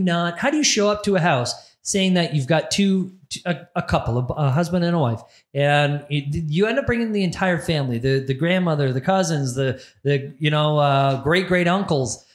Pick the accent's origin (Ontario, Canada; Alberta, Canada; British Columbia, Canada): Ontario, Canada; Barrie; my hometown, Barrie, Ontario